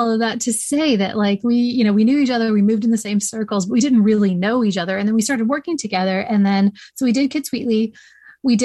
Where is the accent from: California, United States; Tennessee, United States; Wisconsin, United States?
Tennessee, United States; East; I grew up around the National Storytelling Center in East Tennessee.